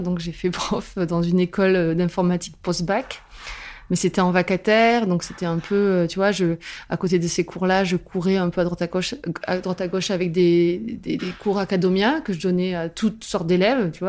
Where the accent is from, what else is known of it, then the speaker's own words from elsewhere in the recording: Albi, Occitania, France; now in Toulouse, France; je suis originaire d'Albi et je vis à Toulouse